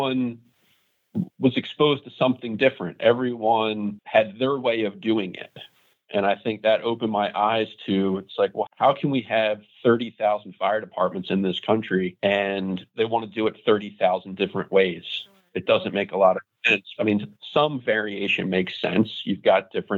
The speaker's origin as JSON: {"language": "English", "town": "Broomall", "region": "Pennsylvania", "country": "United States", "tie": "born or raised there", "said": "my hometown of Broomall, Pennsylvania"}